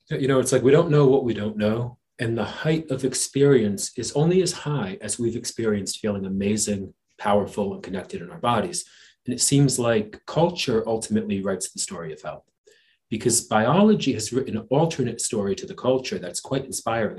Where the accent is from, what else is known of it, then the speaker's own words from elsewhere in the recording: New Jersey, United States; growing up in New Jersey uh, on the streets uh, out of school at eighth grade